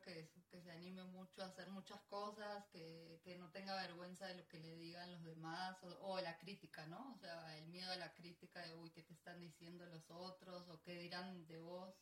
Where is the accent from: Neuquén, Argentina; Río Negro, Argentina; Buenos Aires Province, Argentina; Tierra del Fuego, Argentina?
Buenos Aires Province, Argentina; Florencio Varela; moved away as an adult; also born or lived in Perth, Australia / Australia; now in Colombia; Yo nací en la capital federal, o sea, en la ciudad autónoma de Buenos Aires, pero yo sé que a los poquitos meses ya me mudé a la provincia de Buenos Aires.